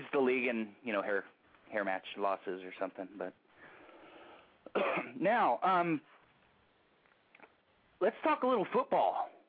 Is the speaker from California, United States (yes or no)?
yes; the Bay Area, California, United States; I am a diehard Niner fan, you know, I'm from the Bay Area.